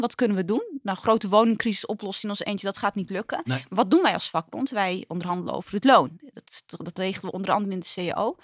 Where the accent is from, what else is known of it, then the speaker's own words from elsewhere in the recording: Utrecht, Netherlands; ik ben opgegroeid in Lombok, dat is hartje, hartje Utrecht